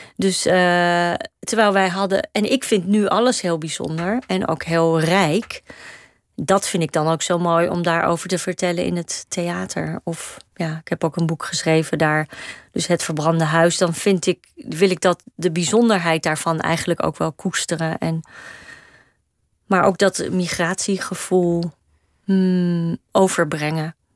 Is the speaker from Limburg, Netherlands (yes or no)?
no; Amsterdam, North Holland, Netherlands; de flat waar ik ben opgegroeid is eigenlijk schuin tegenover de meervaart